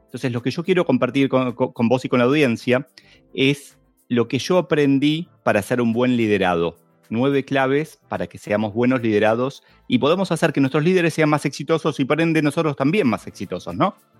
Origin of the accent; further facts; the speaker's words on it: Argentina; como buen argentino